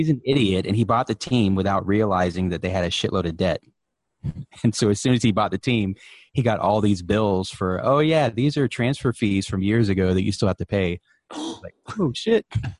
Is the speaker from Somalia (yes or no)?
no; Turkey; now in United States; Because when we moved here from Turkey, set up the cable TV and everything